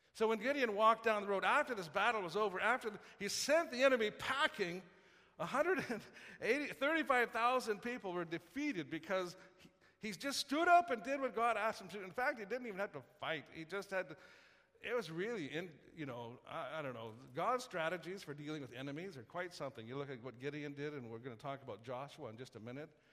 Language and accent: English; Saskatoon, Saskatchewan, Canada; I grew up in Saskatoon